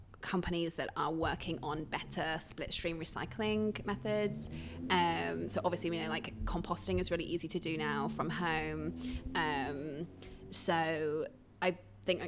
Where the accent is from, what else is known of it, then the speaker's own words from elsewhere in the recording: United Kingdom; moved away as an adult; now in Chicago, United States; being British